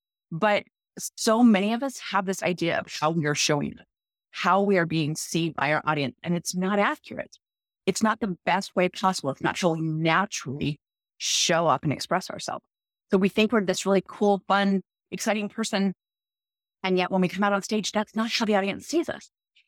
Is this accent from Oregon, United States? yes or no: no; Utah, United States; accent: Utah; You know, I'm from Utah. I speak Utahnics.